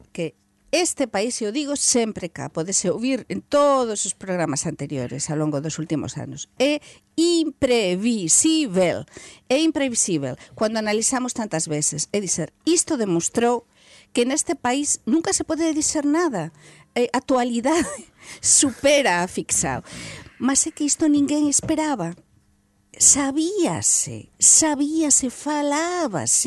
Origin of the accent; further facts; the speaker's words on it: Spain; Portuguese is a second language; eu falo como espanhola